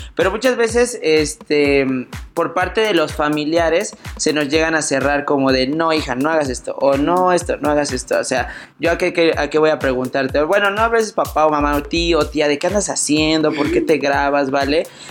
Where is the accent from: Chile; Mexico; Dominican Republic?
Mexico; Puebla; yo soy de Puebla